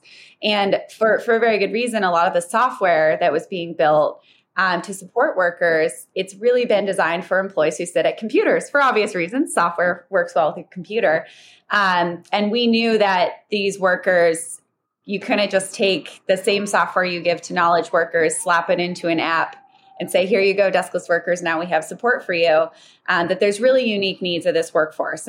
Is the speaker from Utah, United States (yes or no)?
no; Alaska, United States; I grew up in Alaska